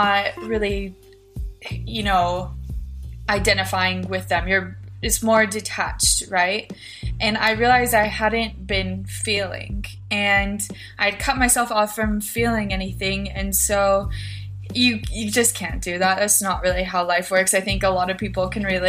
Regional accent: Filer, Idaho, United States; I am from Filer, Idaho. It's a small town in southern Idaho.

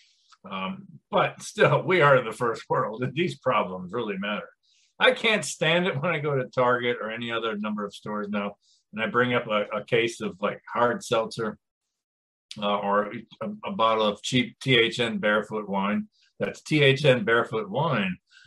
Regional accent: United States; I was from the United States

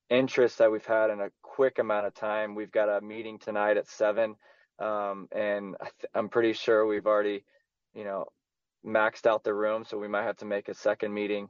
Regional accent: Houston, Texas, United States; also born or lived in Kansas City; I'm from Houston

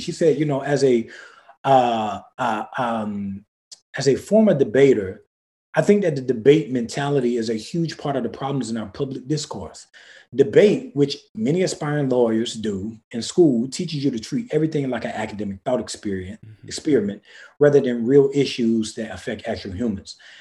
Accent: the Black rural South, United States; I come from the Black rural South

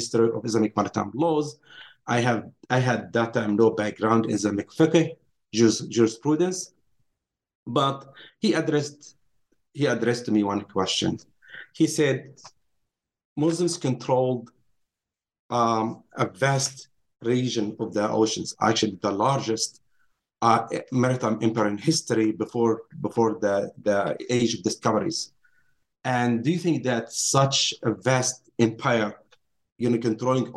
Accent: Nazareth, Northern District, Israel; also born or lived in Haifa, Israel / Princeton, United States; I grew up in Nazareth, Palestine, Israel today

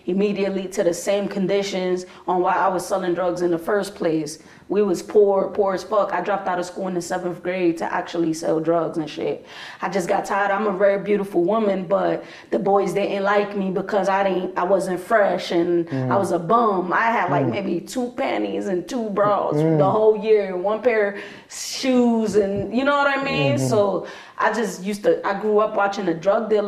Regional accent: New York City, New York, United States; also born or lived in Bronx; I was born in the Heights

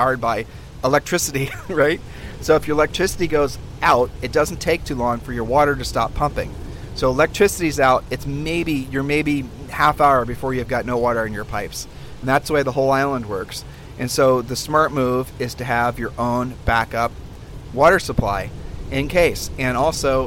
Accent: Columbus, Ohio, United States; moved away; we're originally from Columbus, Ohio

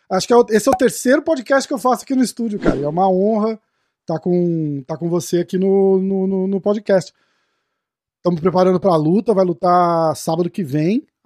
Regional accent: Brazil; porque a gente, a gente, pô, a gente é brasileiro, né, cara?

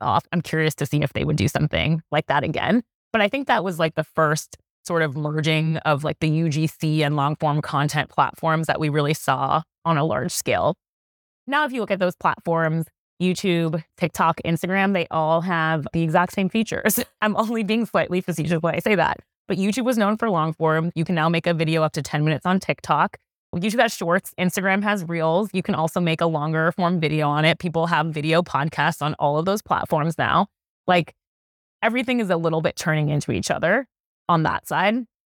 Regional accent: New York City, New York, United States; I'm from New York City

